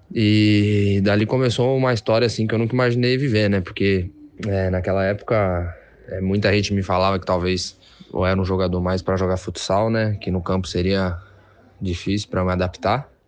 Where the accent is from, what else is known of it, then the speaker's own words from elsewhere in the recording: Santos, São Paulo, Brazil; Foi onde eu, onde eu moro, onde eu cresci, vendo o Santos jogar